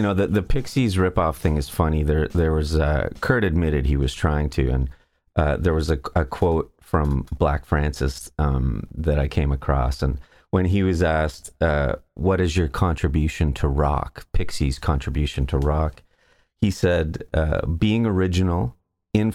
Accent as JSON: {"language": "English", "town": "Saskatoon", "region": "Saskatchewan", "country": "Canada", "said": "I'm from Saskatoon."}